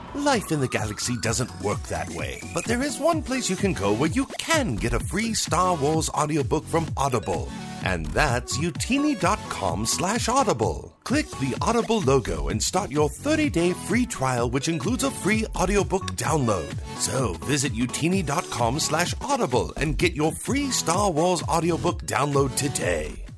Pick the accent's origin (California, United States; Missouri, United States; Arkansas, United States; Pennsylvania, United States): Missouri, United States; Kansas City; I am from Kansas City, Missouri